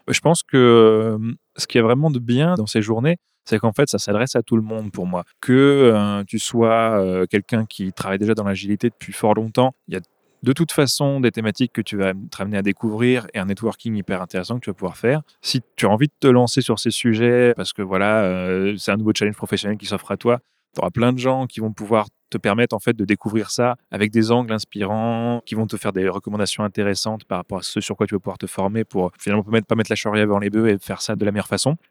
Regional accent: north-east France, France; moved away as an adult; also born or lived in Marseille; now in Belgium; À l'origine, je viens du, nord-est de la France.

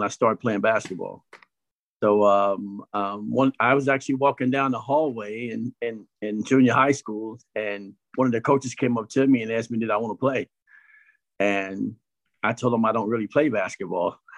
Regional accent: Illinois, United States; My high school, I'm from Illinois. It's called Carroll

